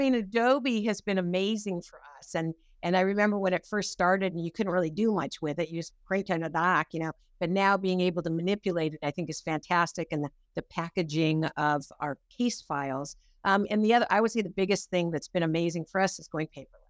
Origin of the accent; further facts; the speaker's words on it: Pasadena, California, United States; I grew up in Pasadena